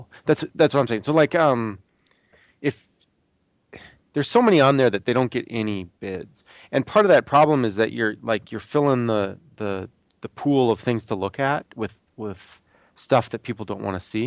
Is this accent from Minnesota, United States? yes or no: yes; Buffalo, Minnesota, United States; Buffalo, Minnesota, my hometown